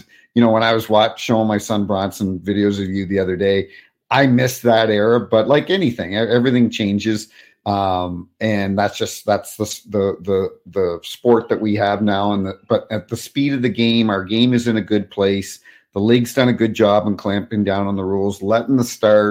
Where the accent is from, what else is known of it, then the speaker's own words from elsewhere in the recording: Canada; moved away; also born or lived in United States; I'm Canadian, I'm half American now, I'm a citizen